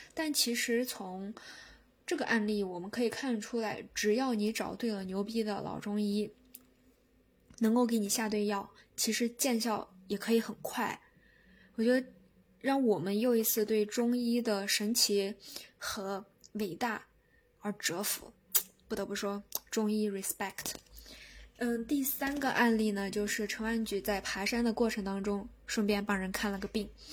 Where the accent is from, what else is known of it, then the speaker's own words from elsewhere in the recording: China; 我们中国人